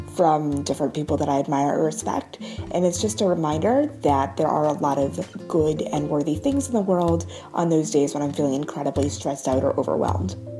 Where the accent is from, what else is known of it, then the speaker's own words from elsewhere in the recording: New York, United States; I'm from New York